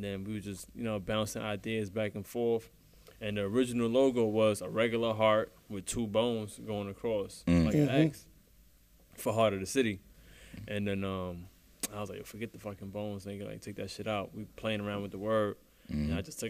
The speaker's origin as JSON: {"language": "English", "town": "New York City", "region": "New York", "country": "United States", "said": "I'm from Brownsville, man."}